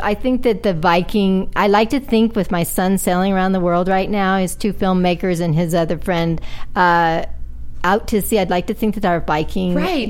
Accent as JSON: {"language": "English", "region": "Oklahoma", "country": "United States", "tie": "born or raised there", "also_born_or_lived": "Detroit", "said": "But yeah, I grew up in Oklahoma, but I was born in Detroit. And I've lived in 33 states."}